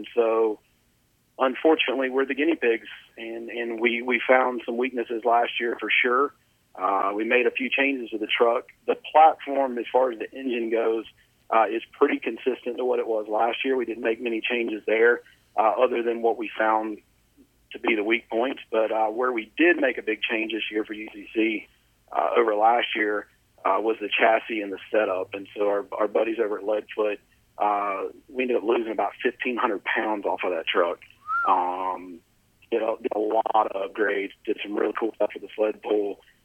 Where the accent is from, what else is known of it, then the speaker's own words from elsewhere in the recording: North Carolina, United States; I'm from North Carolina